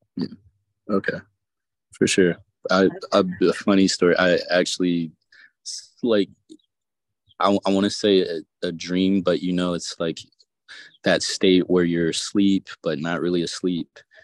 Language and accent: English; the South, United States; I'm from the South